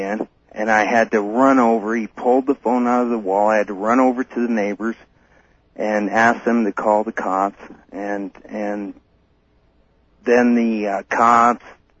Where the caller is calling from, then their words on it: Denver, Colorado, United States; I'm calling from Denver